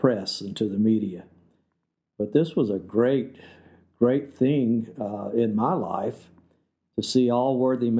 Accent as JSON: {"language": "English", "region": "South Georgia", "country": "United States", "tie": "born or raised there", "moved": "as an adult", "said": "I've come from South Georgia. I was raised in Georgia and grew up there until I went on my mission"}